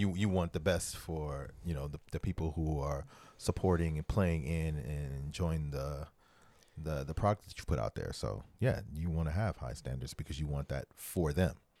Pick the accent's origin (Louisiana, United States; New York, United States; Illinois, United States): Louisiana, United States; New Orleans; I'm from New Orleans